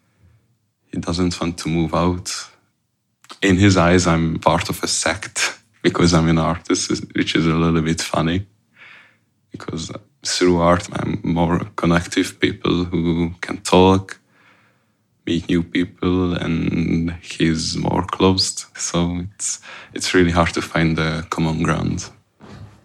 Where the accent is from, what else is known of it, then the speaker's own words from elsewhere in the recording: Hungary; moved away; I came from Hungary. I came from a small town next to Budapest called Bécel. It's quite remote.